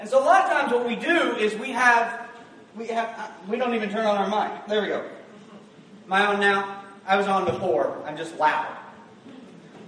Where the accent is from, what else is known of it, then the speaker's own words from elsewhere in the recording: the South, United States; we're from the South, so we say Baal